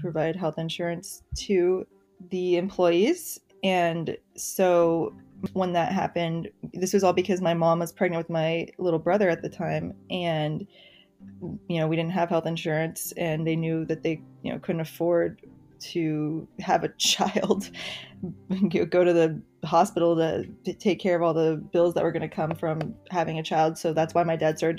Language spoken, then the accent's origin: English; Wichita, Kansas, United States; moved away as an adult; now in San Francisco, United States; I grew up working class, lower middle class background in Kansas. I'm from Wichita, Kansas originally.